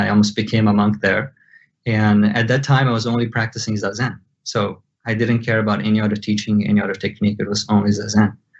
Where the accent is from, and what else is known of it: Brazil; born or raised there; first language Portuguese; English is a second language